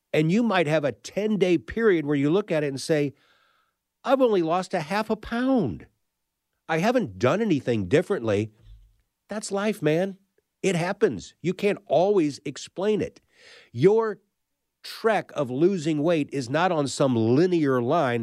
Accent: St. Louis, Missouri, United States; I'm a Midwestern kid, uh, right in the middle of the country in Saint Louis

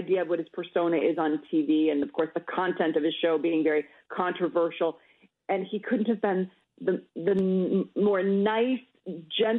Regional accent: Minnesota, United States; I'm a Minnesotan

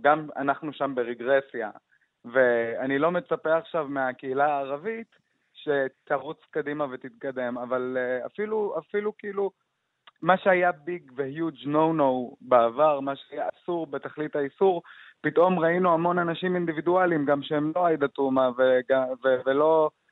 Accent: Jaffa, Tel Aviv District, Israel; כשאני יצאתי מהארון ביפו, יצאתי בגיל 15

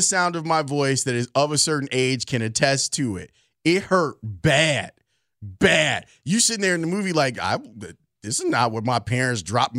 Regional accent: Texas, United States; But I'm from Texas, and we hunt Bambi's mom.

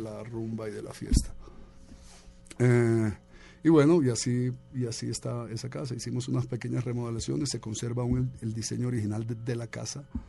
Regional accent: Bogotá, Colombia; born or raised there; also born or lived in Medellín / New York

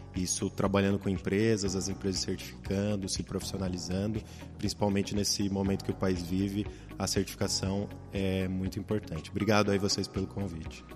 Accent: Brazil; Nós, como bons brasileiros

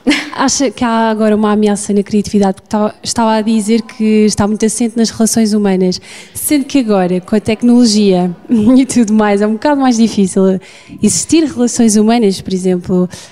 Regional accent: Fátima, Centro, Portugal; eu sou da zona de Fátima

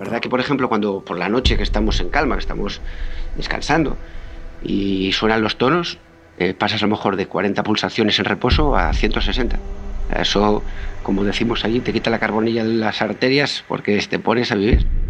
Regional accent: Asturias, Spain; also born or lived in Pontevedra; yo soy asturiano y tengo la familia aquí en Asturias

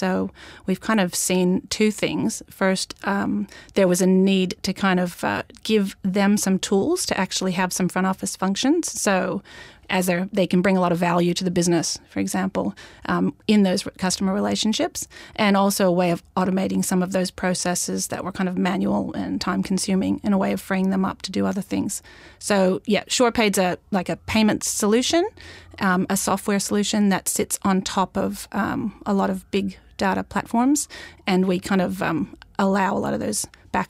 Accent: Australia; No, it's an Australian business, and I'm actually Australian too. I just sound American. I've been here a long time

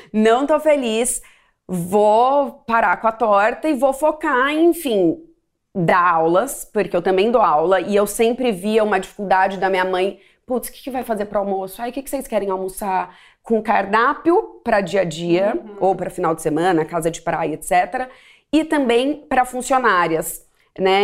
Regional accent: Ribeirão Preto, São Paulo, Brazil; now in São Paulo, Brazil; Eu sou de Ribeirão Preto e quando eu mudei para São Paulo

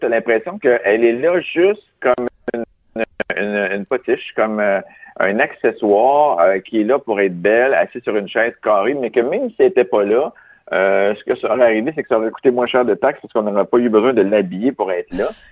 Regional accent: Quebec, Canada; moi, je suis italien, québécois

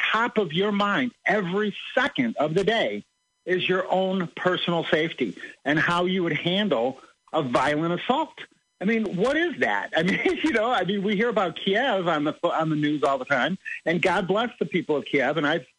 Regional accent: Chicago, Illinois, United States; I was born and raised in Chicago

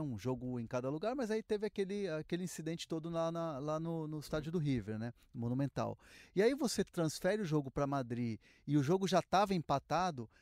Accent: Brazil; sou brasileiro

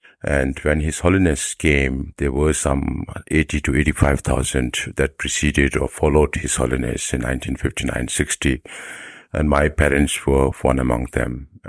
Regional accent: South India, India; moved away as an adult; also born or lived in Delhi, India / Washington, D.C., United States; coming from South India, of course, we can speak little Kannada, we can speak little Tamil, and Hindi we had to learn up to grade 8. So even though we are from South India, we can speak Hindi, so few languages.

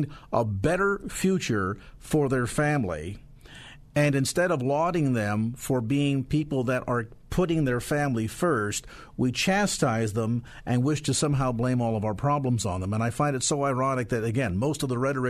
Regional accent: California, United States; as a Californian and as a Christian

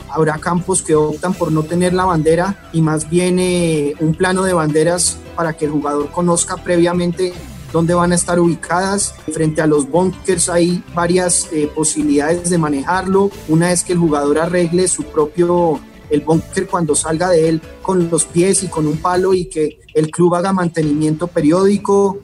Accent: Colombia; en Colombia hemos heredado muchísimo de Europa

